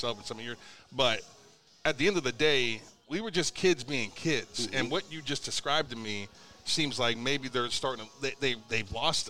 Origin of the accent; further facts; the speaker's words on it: Northeastern Ohio, United States; now in Tulsa, United States; I'm not from here. I'm from Northeastern Ohio.